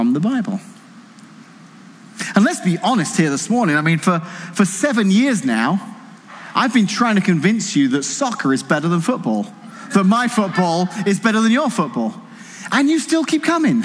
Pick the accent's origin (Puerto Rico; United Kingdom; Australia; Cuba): United Kingdom; England; now in Washington, United States; Didn't grow up here, grew up in England, but married Casey, live here now